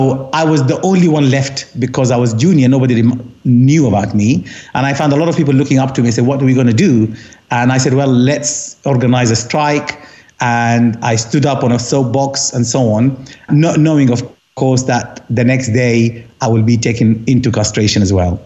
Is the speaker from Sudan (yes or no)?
yes; Khartoum, Sudan; moved away as an adult; also born or lived in Essex, United Kingdom; now in London, United Kingdom; I come from Khartoum, half Egyptian, half Sudanese, kind of ethnically, but I see myself more as Sudanese because I was born and raised there